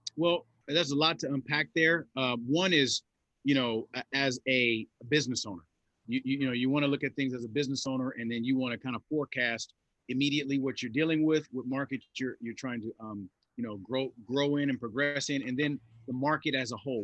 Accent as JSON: {"language": "English", "town": "Los Angeles", "region": "California", "country": "United States", "tie": "born or raised there", "said": "I grew up in South Los Angeles in the '80s"}